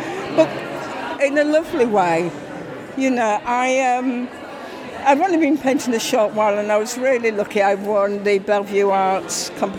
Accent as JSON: {"language": "English", "region": "Yorkshire and the Humber", "country": "United Kingdom", "moved": "yes", "lives_now": "Shrewsbury, United Kingdom", "said": "I'm originally from Yorkshire."}